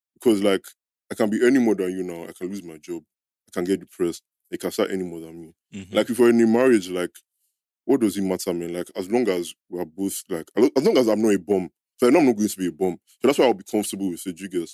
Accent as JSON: {"language": "English", "country": "Nigeria", "tie": "born or raised there", "said": "we grew up in Niger"}